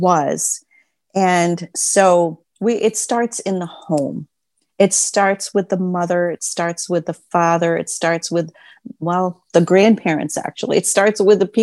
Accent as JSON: {"language": "English", "region": "Maine", "country": "United States", "tie": "born or raised there", "said": "the state of Maine, which is my home state"}